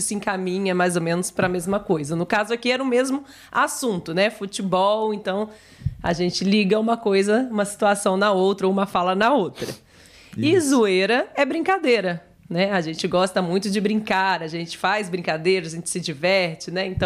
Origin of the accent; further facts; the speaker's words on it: Mexico; Eu sou mexicano, mas minha equipe favorita foi o Brasil.